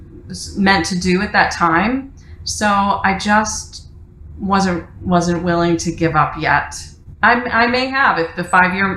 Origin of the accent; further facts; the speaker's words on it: Detroit, Michigan, United States; moved away as an adult; also born or lived in New York; I moved from my hometown of Detroit to New York after college to pursue a career in theater